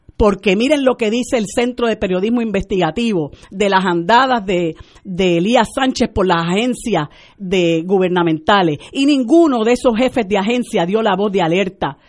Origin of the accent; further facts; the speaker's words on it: Puerto Rico; nosotros como puertorriqueños